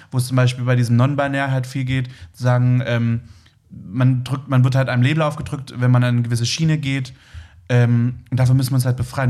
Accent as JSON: {"language": "German", "town": "Leipzig", "region": "Saxony", "country": "Germany", "tie": "born or raised there", "also_born_or_lived": "Berlin", "moved": "yes", "said": "ich bin in Leipzig groß geworden"}